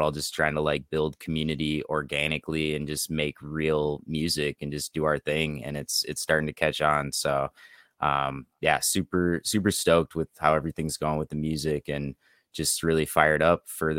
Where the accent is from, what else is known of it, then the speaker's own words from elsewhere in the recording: Minnesota, United States; also born or lived in Colorado; now in Oregon, United States; I'm from Minnesota.